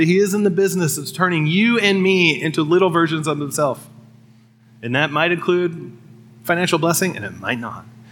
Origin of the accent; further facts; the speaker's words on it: Midwest, United States; as a Midwesterner